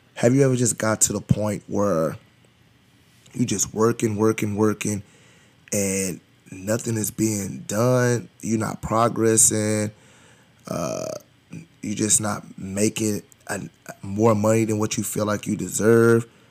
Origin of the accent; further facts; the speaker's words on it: United States; I'm from Highland Hills.